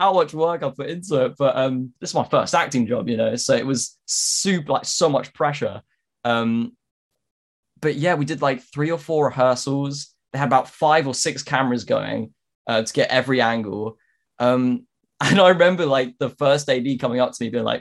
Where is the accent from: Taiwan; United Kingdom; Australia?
United Kingdom; me being British